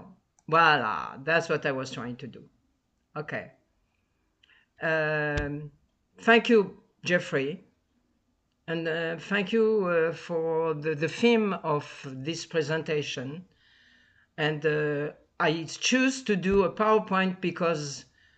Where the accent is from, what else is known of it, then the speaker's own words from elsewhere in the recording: Tunis, Tunis Governorate, Tunisia; moved away; I was born in Tunis, Tunisia